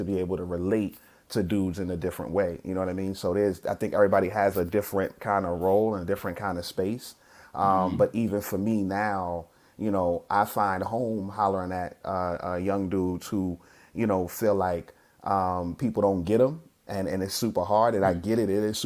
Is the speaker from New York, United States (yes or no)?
yes; New York City, New York, United States; moved away as an adult; also born or lived in Washington, D.C. metropolitan area (DMV); now in DMV, United States; I grew up in Brooklyn, I grew up in Bed-Stuy, went to school at Boys and Girls High School